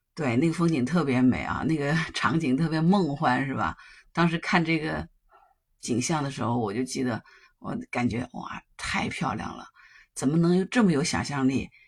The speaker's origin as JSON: {"language": "Chinese", "country": "China", "said": "作为中国人，我们肯定要铭记历史，勿忘国耻。"}